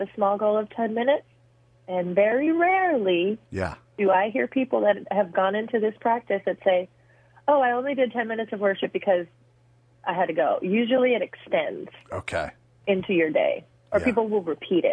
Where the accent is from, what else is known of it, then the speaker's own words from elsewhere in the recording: Puerto Rico; also born or lived in New York, United States; we moved from New York, where I was born and everything I knew, to Puerto Rico